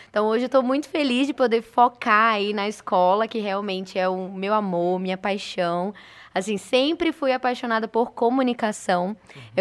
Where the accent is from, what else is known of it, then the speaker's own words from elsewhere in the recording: Fortaleza, Ceará, Brazil; born there; accent: Recife; also born or lived in Recife; Eu sou nordestina, então eu nasci em Fortaleza, mas o meu sotaque é de Recife, uhum. porque passei muito tempo lá.